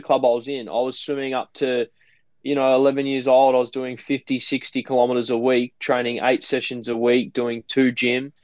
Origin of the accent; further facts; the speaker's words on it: Gold Coast, Queensland, Australia; also born or lived in Baulkham Hills, Sydney, New South Wales; my family took the leap of faith, I guess, or the risk factor of moving to the Gold Coast when I was 6 months old